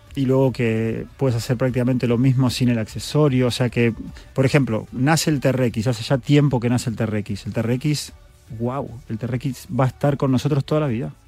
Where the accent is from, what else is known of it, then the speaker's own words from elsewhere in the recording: Argentina; soy argentino